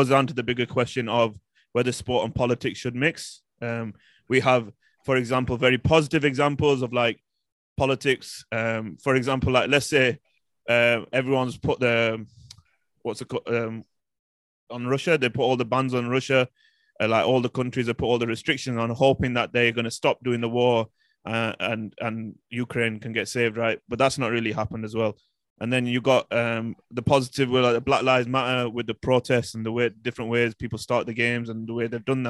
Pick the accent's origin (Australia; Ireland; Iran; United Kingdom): United Kingdom; as British people